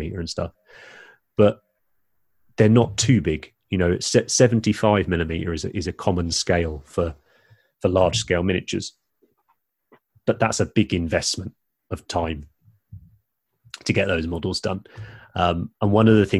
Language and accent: English; England, United Kingdom; we are English